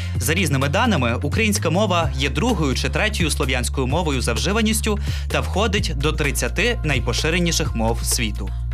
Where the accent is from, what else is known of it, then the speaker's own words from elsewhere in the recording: Ohio, United States; Ukrainian is a second language; moved away as an adult; also born or lived in Ukraine; зі штату Огайо в США